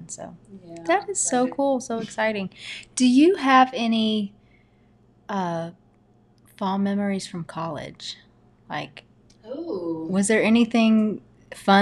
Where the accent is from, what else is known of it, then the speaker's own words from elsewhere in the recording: Texas, United States; moved away; also born or lived in Louisiana; I grew up in Texas.